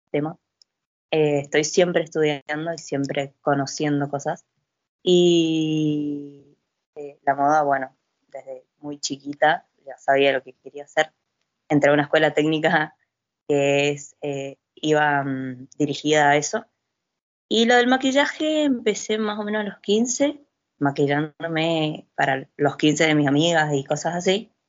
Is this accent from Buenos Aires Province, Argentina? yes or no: no; Chaco, Argentina; Sí, yo viví mucho tiempo en el Chaco